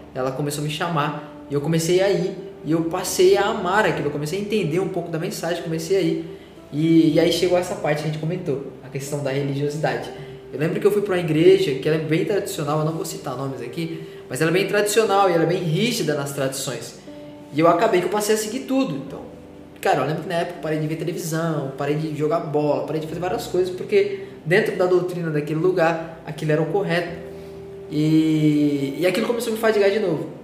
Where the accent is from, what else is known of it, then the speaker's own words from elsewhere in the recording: São Paulo, Brazil; moved away; Eu sou de São Paulo